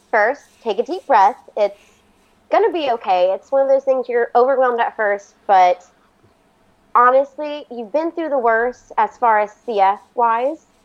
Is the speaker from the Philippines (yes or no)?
no; Florida, United States; also born or lived in Virginia; So we're actually originally from Florida, but we've lived in Virginia for the past 13 years.